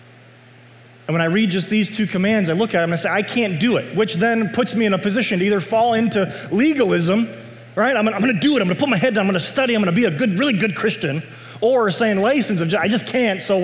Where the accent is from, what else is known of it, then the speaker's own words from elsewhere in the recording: United States; I'm a citizen of the United States. I'm glad I'm an American